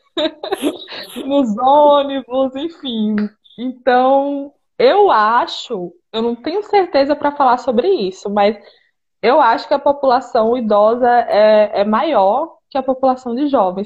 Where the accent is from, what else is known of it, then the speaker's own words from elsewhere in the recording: Northeast Region, Brazil; moved away as an adult; now in Romania; eu sou do Nordeste